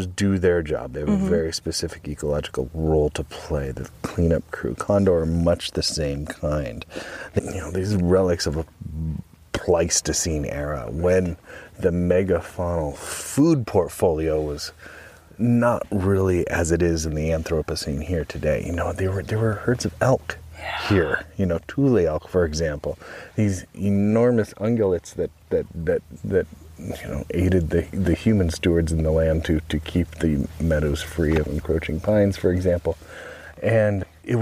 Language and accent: English; Mount Diablo, California, United States; In the 80s, when I was growing up on Mount Diablo